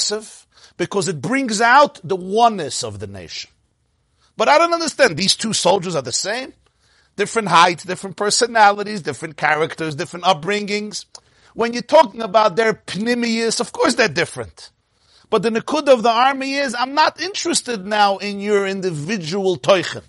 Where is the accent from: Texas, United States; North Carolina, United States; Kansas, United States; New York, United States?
New York, United States; New York City; I'm from Brooklyn